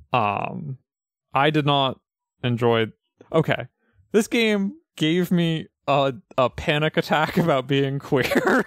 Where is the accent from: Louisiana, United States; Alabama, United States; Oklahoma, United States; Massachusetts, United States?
Massachusetts, United States; Pioneer Valley; I grew up in the Pioneer Valley